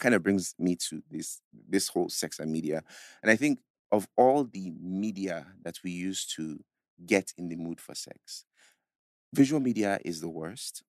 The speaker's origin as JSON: {"language": "English", "country": "Nigeria", "said": "as a Nigerian, even as an African"}